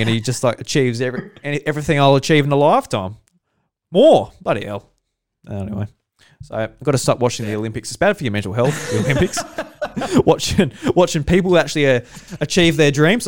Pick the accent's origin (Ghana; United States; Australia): Australia; we're all Australian here.